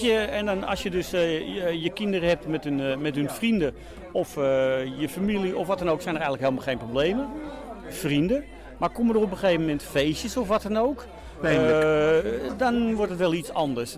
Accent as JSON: {"language": "Dutch", "town": "Amsterdam", "region": "North Holland", "country": "Netherlands", "moved": "as an adult", "said": "ik kom uit Amsterdam-West vandaan"}